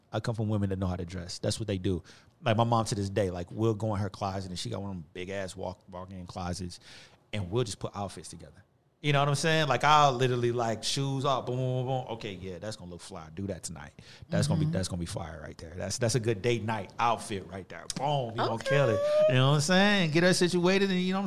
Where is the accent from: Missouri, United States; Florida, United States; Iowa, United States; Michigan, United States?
Missouri, United States; University City; also born or lived in Cocker; U City. That's where I'm from. For real. Straight up. Like all of that. Like I said, all in the Delmar Divide, all that. That was my childhood.